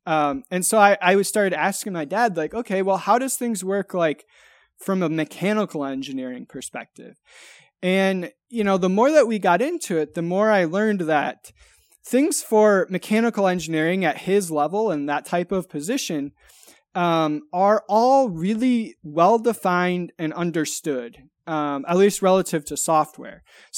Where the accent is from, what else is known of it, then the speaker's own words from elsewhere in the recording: Michigan, United States; So I grew up in West Michigan, and in West Michigan, you know, either everyone you know is either, you know, in the automotive industry